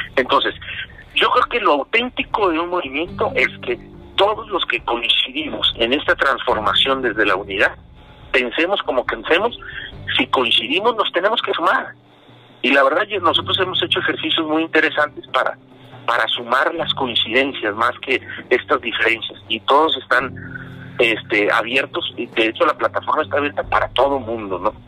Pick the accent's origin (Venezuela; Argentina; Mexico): Mexico; also born or lived in Jalisco; como mexicanos